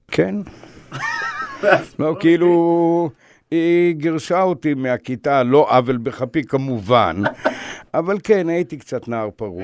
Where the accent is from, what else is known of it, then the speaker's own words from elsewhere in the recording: Maoz Haim, Northern District, Israel; also born or lived in Baghdad; גדלתי בקיבוץ מעוז חיים, חרשתי בשדה על יד הירדן